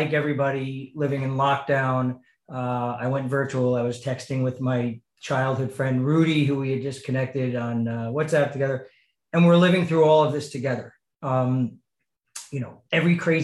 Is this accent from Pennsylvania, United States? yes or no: no; New York, United States; I'm born and raised New Yorker